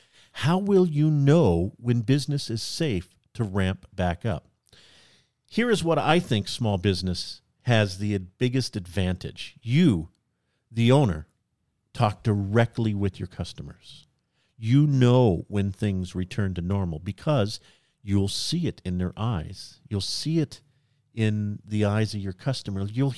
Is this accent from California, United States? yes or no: yes; California, United States; Right. Well, I am from California.